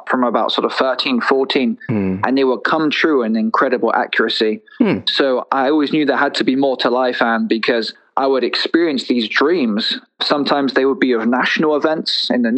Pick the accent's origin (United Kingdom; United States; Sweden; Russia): United Kingdom; south coast of England; I grew up in England, so I'm from the south coast of England